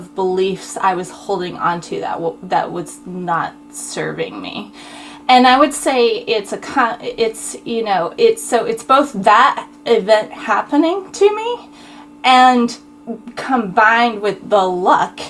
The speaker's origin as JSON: {"language": "English", "region": "Utah", "country": "United States", "tie": "born or raised there", "also_born_or_lived": "Texas", "said": "I was born in Texas. I was raised in Utah."}